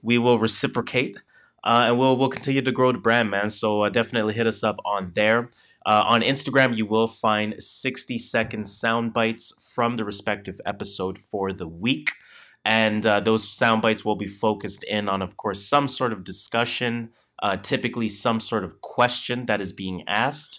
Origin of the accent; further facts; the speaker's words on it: Canada; we are Canadian